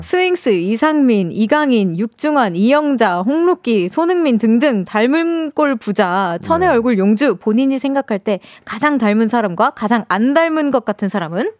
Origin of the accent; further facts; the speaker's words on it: Yongin, Gyeonggi Province, South Korea; also born or lived in Seoul; 전 태어난 건 사실 서울인데 네, 네. 용인에서 좀 오래 살았어요